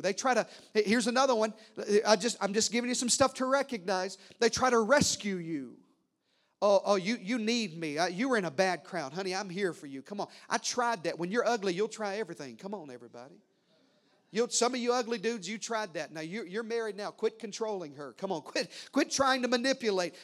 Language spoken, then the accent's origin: English; the South, United States; I was raised in the South.